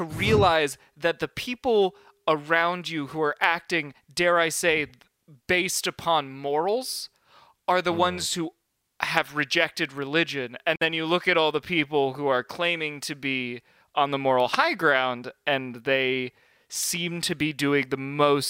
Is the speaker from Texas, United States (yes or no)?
no; North Carolina, United States; because I'm from the South and grew up here in North Carolina, where I'm currently at.